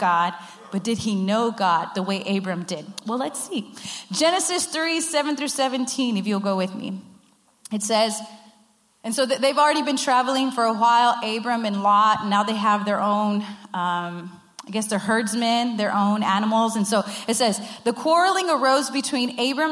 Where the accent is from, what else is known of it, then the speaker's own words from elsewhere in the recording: Rio Grande Valley, Texas, United States; I'm from the Rio Grande Valley